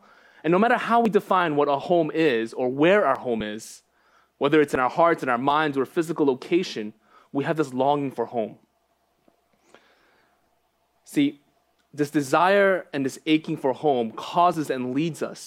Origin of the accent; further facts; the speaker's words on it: New York, United States; also born or lived in Los Angeles, California / Phoenixville, Pennsylvania; moved to New York when I was one.